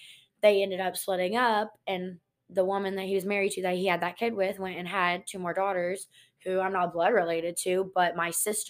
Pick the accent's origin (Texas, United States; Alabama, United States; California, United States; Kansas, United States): Texas, United States; Montgomery; growing up, I grew up in Montgomery.